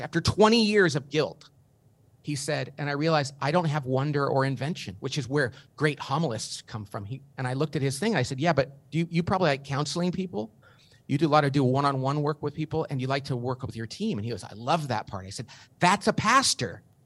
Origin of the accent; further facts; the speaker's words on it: Bakersfield, California, United States; I grew up in Bakersfield, California, not a very sophisticated place